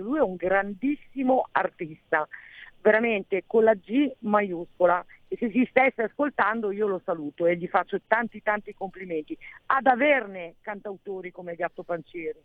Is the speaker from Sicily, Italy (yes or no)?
no; Giussano, Lombardy, Italy; Io sono nativa di Giussano